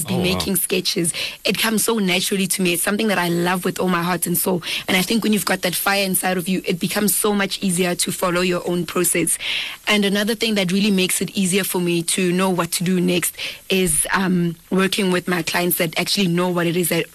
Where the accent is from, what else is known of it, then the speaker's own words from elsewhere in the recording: Dennilton, Mpumalanga, South Africa; now in Pretoria, South Africa; I am from Denilton, Mpumalanga. I'm from a village called Ndwani, and to be more specific, Lesehleng.